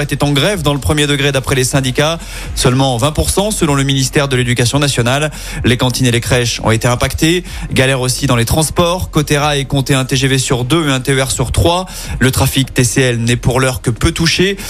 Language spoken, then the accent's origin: French; Lyon, Auvergne-Rhône-Alpes, France; Chez nous à Lyon